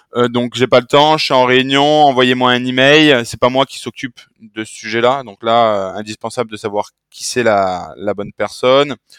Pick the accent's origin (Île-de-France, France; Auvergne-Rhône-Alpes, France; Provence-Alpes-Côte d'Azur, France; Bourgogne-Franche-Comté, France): Provence-Alpes-Côte d'Azur, France; Marseille; je suis Marseillais